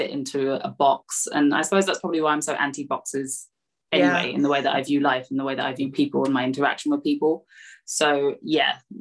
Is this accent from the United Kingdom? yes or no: yes; London, United Kingdom; I am a Antiguan Thai Londoner